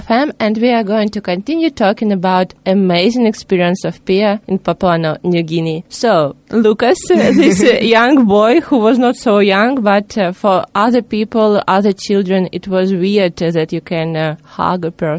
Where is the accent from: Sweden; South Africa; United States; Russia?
Russia; I'm from Russia. It's okay.